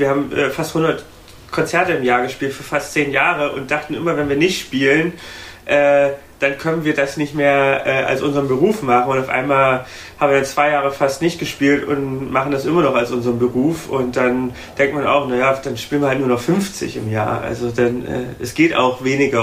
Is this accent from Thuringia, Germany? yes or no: yes; Thuringia, Germany; now in Berlin, Germany; nach Thüringen, wo ich herkomme